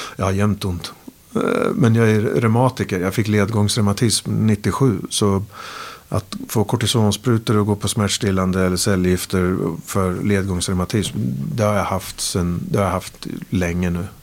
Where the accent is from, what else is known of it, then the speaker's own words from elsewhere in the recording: Sweden; de såg någonting i mig som svensk, med svensk värdegrund